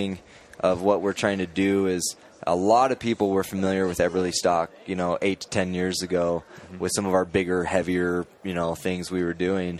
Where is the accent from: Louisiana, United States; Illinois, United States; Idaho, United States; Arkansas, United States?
Idaho, United States; Boise; I'm from Boise, so I'm up in Idaho, and I've been there for a long time